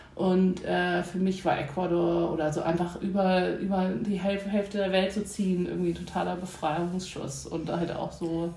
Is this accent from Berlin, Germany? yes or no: no; Hamburg, Germany; geboren in Hamburg